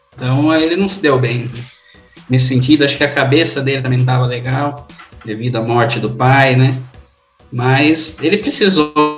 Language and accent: Portuguese; Brazil; A gente como brasileiro